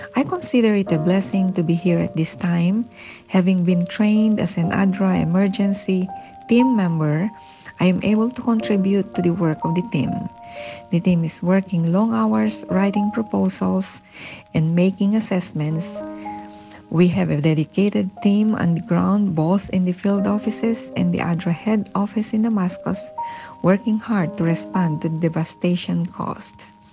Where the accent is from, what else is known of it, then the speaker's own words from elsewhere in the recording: Philippines; we experienced earthquakes in the Philippines, my home country.